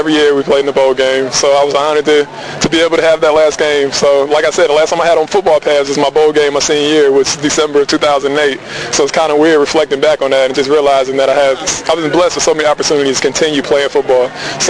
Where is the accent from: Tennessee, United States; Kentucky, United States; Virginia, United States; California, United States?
Virginia, United States; moved away as an adult; I grew up in Virginia, only child